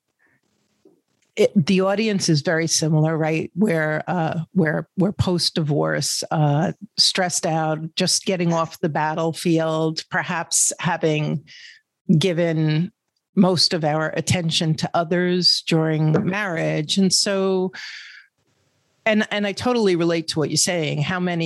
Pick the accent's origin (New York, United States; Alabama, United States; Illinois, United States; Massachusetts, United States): New York, United States; I'm from New York